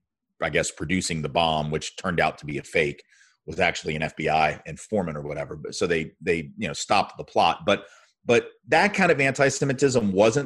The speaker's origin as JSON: {"language": "English", "region": "the South", "country": "United States", "tie": "born or raised there", "said": "Growing up in the South as a Jew is obviously very different than growing up in certain other parts of the country."}